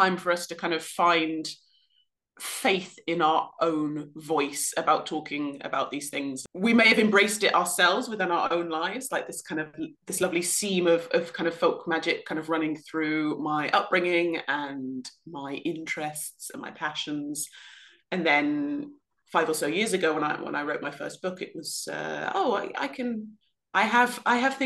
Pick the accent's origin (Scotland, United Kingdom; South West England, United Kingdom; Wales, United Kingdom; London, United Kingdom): South West England, United Kingdom; I was brought up in the West Country of England